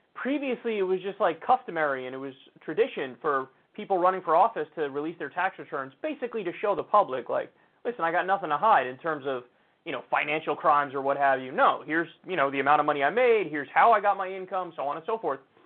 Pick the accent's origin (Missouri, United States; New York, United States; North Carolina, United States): New York, United States; As a New Yorker